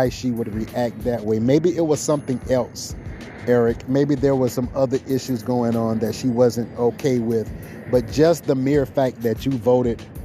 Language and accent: English; South Carolina, United States; now in Seattle, United States; I'm from South Carolina